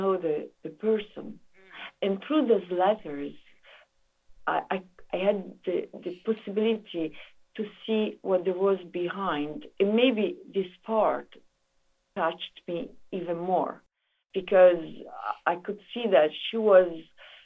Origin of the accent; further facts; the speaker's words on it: Italy; I come from Italy